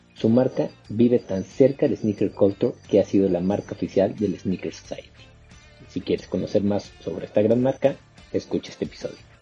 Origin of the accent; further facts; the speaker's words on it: Mexico; soy mexicano